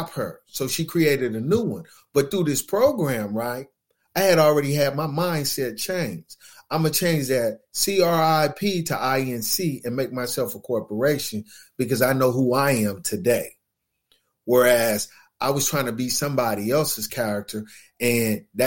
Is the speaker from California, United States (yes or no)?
yes; Los Angeles, California, United States; I grew up in West Los Angeles